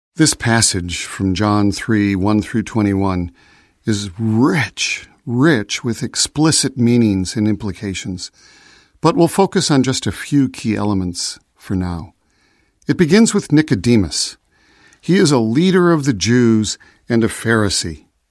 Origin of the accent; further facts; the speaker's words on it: Chicago, Illinois, United States; I was born in Chicago, so I am a citizen of the United States